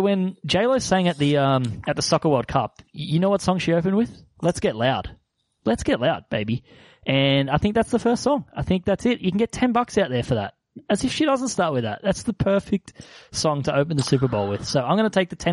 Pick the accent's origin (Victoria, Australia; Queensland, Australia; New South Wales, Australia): New South Wales, Australia; Sydney; I'm a boy from Southwest Sydney.